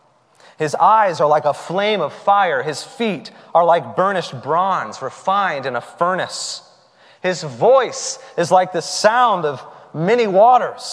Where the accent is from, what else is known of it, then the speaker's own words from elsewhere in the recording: the South, United States; the expression that I grew up with in the South, all y'all